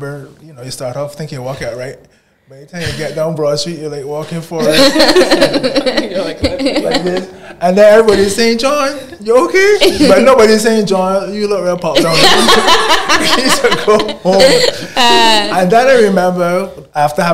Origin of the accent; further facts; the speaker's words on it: Barbados; they don't really care that I come in from Barbados